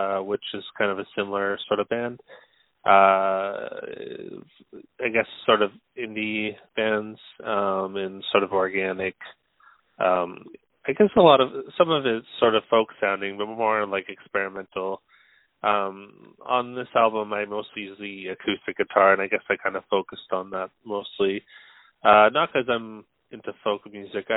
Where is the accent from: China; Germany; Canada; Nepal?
Canada; Vancouver Island, British Columbia; now in Vancouver, Canada; I'm currently living in Vancouver, BC. I've lived on the Vancouver Island most of my life